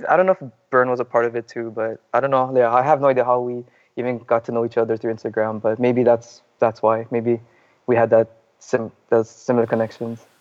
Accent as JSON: {"language": "English", "area": "Kauai", "region": "Hawaii", "country": "United States", "tie": "born or raised there", "moved": "as an adult", "lives_now": "Oahu, United States", "said": "Actually, I'm originally from Kauai"}